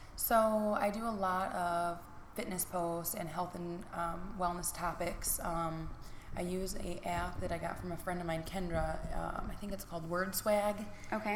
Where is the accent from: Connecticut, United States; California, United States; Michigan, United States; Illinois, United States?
Michigan, United States; Niles; I have been born and raised in Niles, Michigan